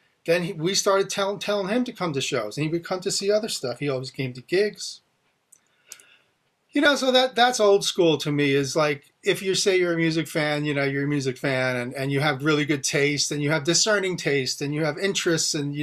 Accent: outside of New York, United States; as a kid growing up outside of New York

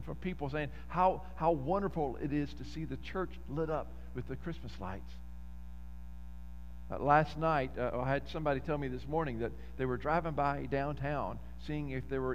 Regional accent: Lufkin, Texas, United States; growing up in Lufkin, there was this neighborhood, Inglewood

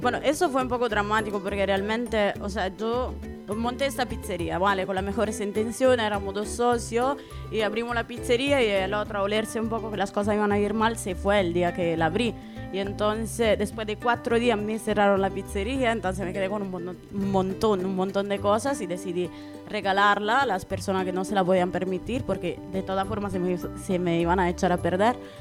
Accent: Italy; now in Spain; en mi pueblo en Italia

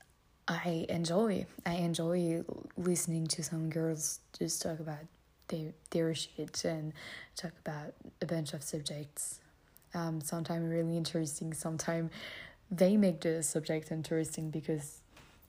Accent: France; English is a second language; I'm French

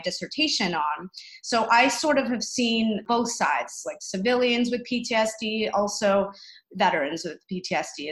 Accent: Canada; as a Canadian

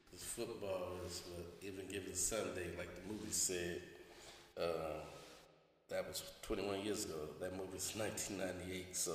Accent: the Bay Area, California, United States; We're originally from the Bay

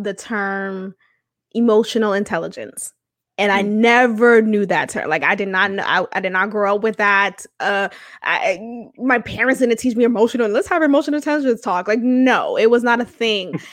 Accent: Boston, Massachusetts, United States; a child of immigrant parents, and growing up in Boston

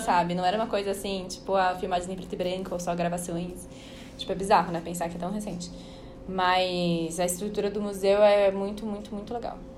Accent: São Paulo, Brazil; eu sou de São Paulo

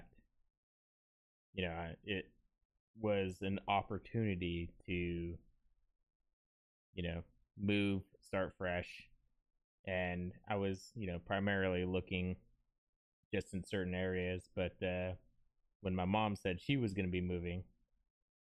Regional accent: California, United States; moved away as an adult; also born or lived in Texas; now in Florida, United States; I'm from California, and for 10 years, I was stationed in California while I was in the Marines

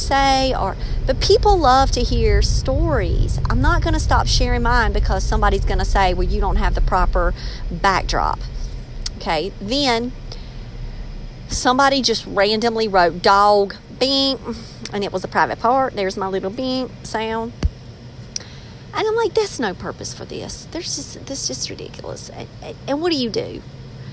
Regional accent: Robeson County, North Carolina, United States; accent: country; I'm from Robeson County, and the more passionate I get about a subject, the more slang I can become

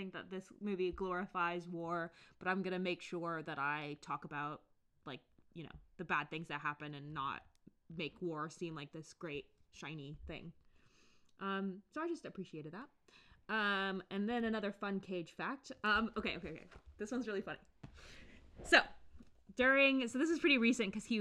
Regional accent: United States; I'm the American one

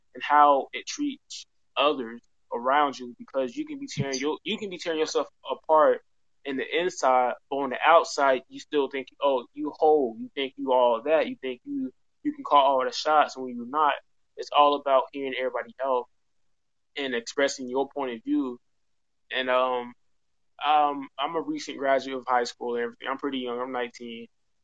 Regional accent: Atlanta, Georgia, United States; I'm from Atlanta, Georgia

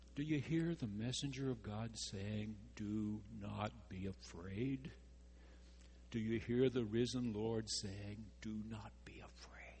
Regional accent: near Henderson, East Texas, United States; There was no midnight mass in my hometown. There weren't enough Roman Catholics to have a priest.

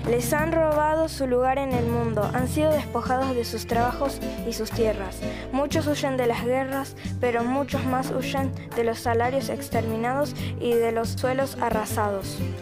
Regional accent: La Paz, Bolivia; moved away as an adult; now in Buenos Aires, Argentina; Eso solamente se puede comer en La Paz, de donde yo vengo

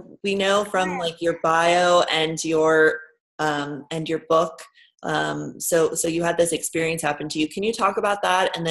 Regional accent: New York, United States; as like New Yorkers

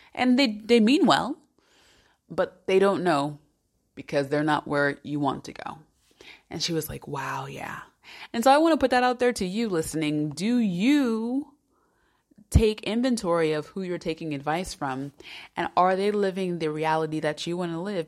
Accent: United States; moved away as an adult; also born or lived in Salamanca, Spain; now in Switzerland; As an American

